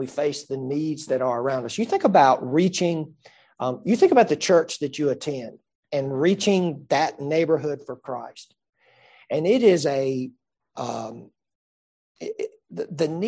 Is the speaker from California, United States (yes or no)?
no; Greenville County, South Carolina, United States; I was born and raised here in Greenville County, and I've lived most of my life here in the upstate